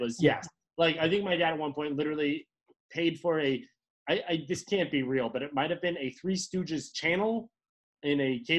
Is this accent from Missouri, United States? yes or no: no; Bethesda, Maryland, United States; moved away as an adult; also born or lived in California; I'm from Bethesda.